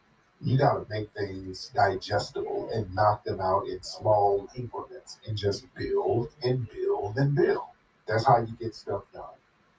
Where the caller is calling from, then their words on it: Florida, United States; I'm calling from Florida.